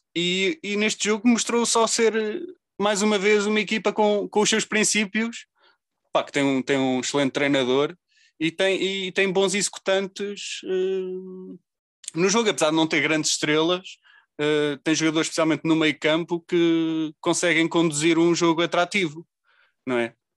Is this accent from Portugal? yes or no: yes; Leiria, Centro, Portugal; eu sou de Leiria